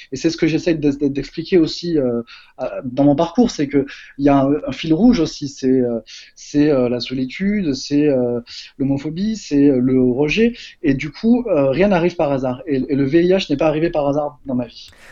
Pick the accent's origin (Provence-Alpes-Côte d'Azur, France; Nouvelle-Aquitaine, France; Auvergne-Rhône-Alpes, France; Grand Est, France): Provence-Alpes-Côte d'Azur, France; Marseille; moved away as an adult; also born or lived in Paris; je viens de Marseille